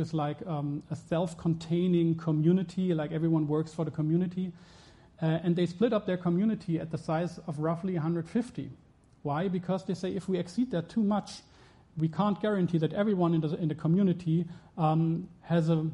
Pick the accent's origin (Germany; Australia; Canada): Germany; I'm from Germany